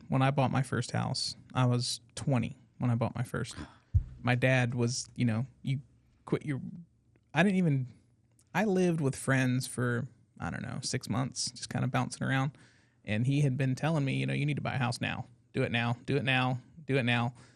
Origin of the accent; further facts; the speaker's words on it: Brooklyn, New York, United States; moved away; Brooklyn native